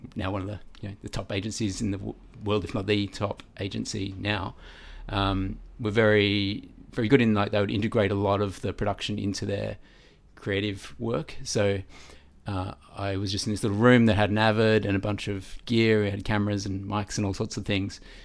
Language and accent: English; Melbourne, Victoria, Australia; I grew up in Vermont South